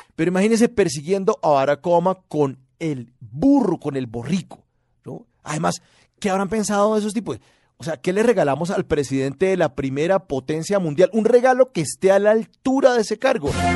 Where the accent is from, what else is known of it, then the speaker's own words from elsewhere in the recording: Colombia; así somos los colombianos